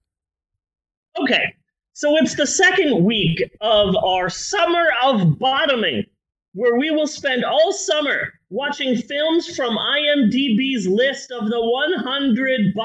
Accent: United States; we're American

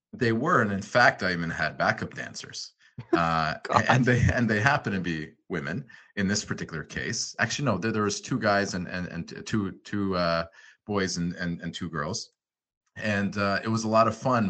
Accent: Ottawa, Ontario, Canada; also born or lived in Montreal / Los Angeles; now in Toronto, Canada; I was born in uh, Montreal, good old Montreal. Unfortunately, I was only there for two months. It seemed uh, like a very fun place to be later in life, but I, I moved to Ottawa with my family

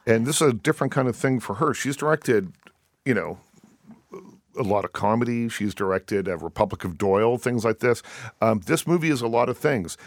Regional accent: Liverpool, Nova Scotia, Canada; my hometown, by the way, of Liverpool, Nova Scotia

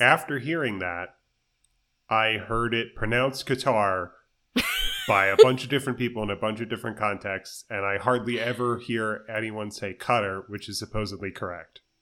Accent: United States; as an American person speaking English

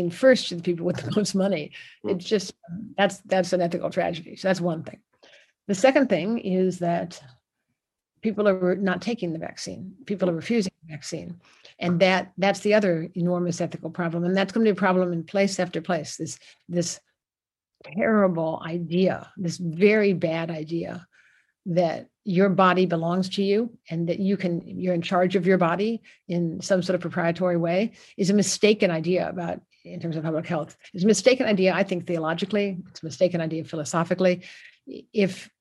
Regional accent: United States; my birth as an American

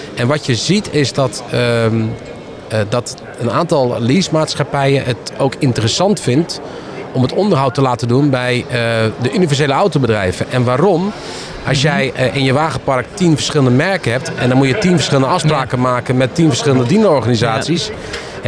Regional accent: Netherlands; wij in Nederland doen. Want we, eh, ja, wij, zijn een heel raar volk met z'n allen, een klein landje

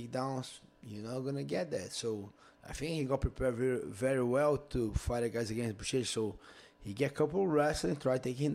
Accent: Rio de Janeiro, Brazil; moved away; I'm from Rio

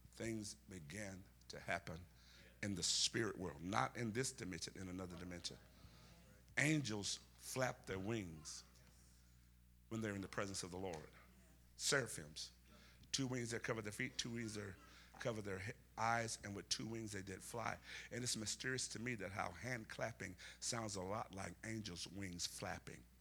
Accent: Alabama, United States; Where I'm from, which is Alabama, me and Forrest Gump, we're from Alabama.

